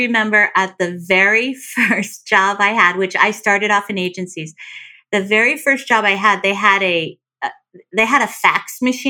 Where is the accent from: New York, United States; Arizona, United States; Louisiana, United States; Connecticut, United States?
Connecticut, United States; Canton; born or raised there